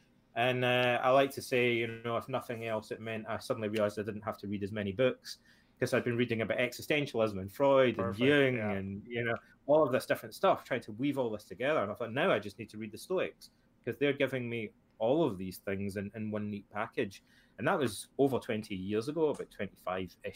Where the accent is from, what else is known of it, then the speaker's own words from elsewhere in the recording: Ayr, Scotland, United Kingdom; When I was a kid and I grew up in Scotland, my father passed away when I was about 13 or 14 years old. And my hometown, Ayr